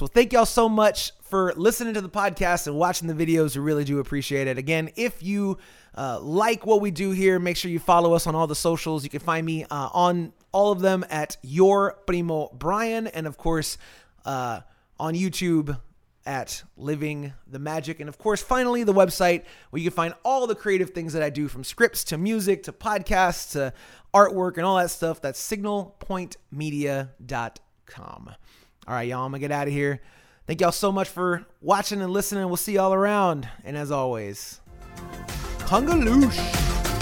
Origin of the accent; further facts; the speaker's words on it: Florida, United States; when I was a kid in the 90s, growing up in Florida, I'm of Cuban heritage.